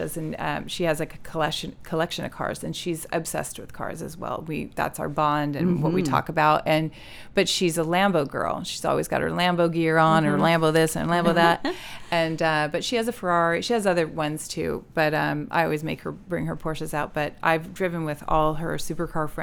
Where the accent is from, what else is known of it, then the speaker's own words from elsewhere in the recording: California, United States; we're from California